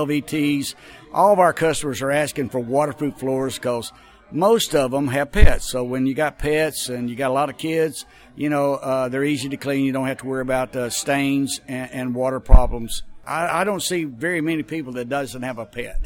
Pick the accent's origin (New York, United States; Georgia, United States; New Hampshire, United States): Georgia, United States; Dalton; now in Kentucky, United States; I'm actually from Dalton, Georgia. My father made carpet, and I moved to Kentucky 53 years ago